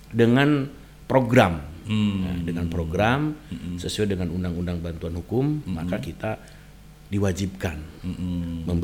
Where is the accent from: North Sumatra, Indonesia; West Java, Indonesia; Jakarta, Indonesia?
West Java, Indonesia; Sumedang; saya kebetulan asli orang Jawa Barat